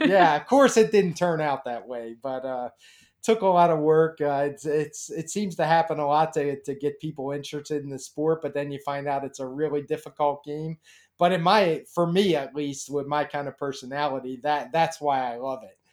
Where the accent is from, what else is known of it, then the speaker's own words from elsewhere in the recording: Baltimore, Maryland, United States; I grew up in Baltimore